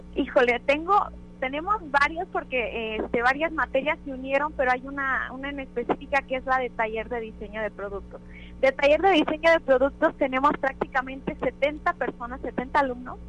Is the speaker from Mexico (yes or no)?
yes; Mexico; nos representa tanto como mexicanos